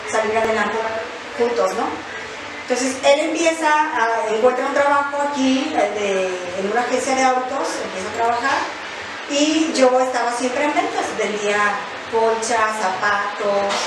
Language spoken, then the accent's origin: Spanish; León, Guanajuato, Mexico; radico aquí en la ciudad de León, Guanajuato, soy de aquí de León, Guanajuato